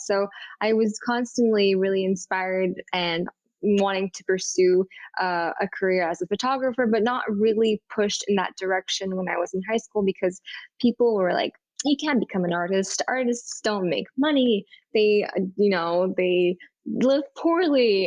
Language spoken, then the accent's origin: English; Montreal, Quebec, Canada; moved away as an adult; now in New York City, United States; I grew up in Montreal, in Montreal, Canada